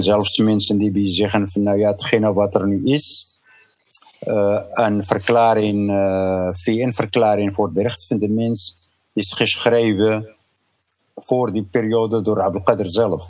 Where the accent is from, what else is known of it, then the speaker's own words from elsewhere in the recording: Gzenaya, Rif, Tanger-Tetouan-Al Hoceima, Morocco; now in Netherlands; de omgeving waar ik geboren ben